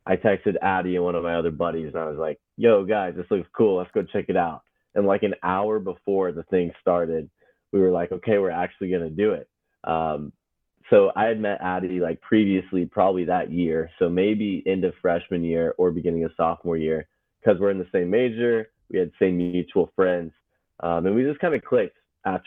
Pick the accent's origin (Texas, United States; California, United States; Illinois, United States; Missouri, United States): Texas, United States; Dallas-Fort Worth suburbs; I grew up in the suburbs of DFW, the DFW Metroplex.